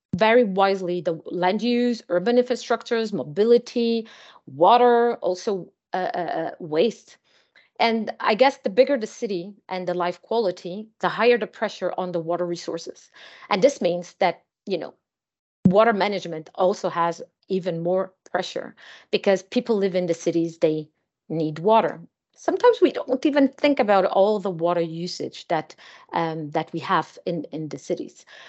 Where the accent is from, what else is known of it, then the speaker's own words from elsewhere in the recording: Azores Islands, Portugal; now in Lisbon, Portugal; I am from the Azores Islands